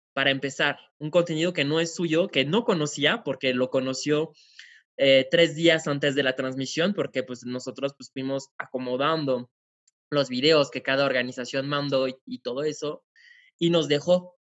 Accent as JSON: {"language": "Spanish", "country": "France", "moved": "as an adult", "lives_now": "Mexico", "said": "soy francés, llevo aquí viviendo en México ocho años"}